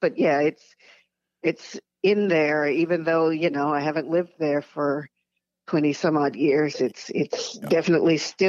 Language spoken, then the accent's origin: English; Texarkana, Texas, United States; Yes, I was born in Wadley Hospital.